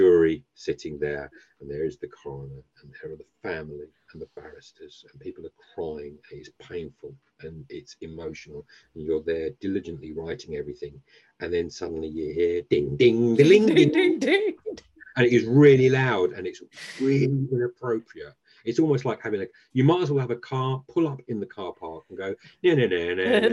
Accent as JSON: {"language": "English", "area": "Essex", "region": "East of England", "country": "United Kingdom", "moved": "yes", "said": "I came from Essex"}